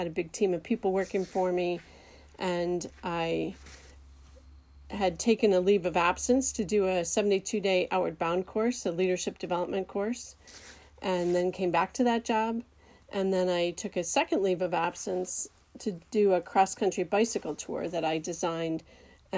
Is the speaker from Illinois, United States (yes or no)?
yes; Chicago, Illinois, United States; I was born in Chicago in a blizzard